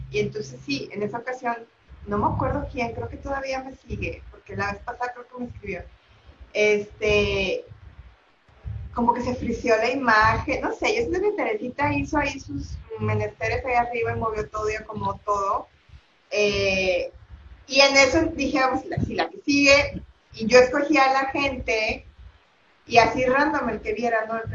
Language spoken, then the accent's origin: Spanish; Monterrey, Nuevo León, Mexico; de aquí de Monterrey también.